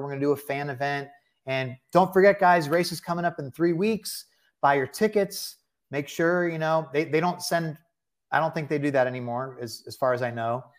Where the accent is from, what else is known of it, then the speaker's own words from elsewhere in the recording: Bay Area, California, United States; moved away; also born or lived in Delaware; I was born in the Bay Area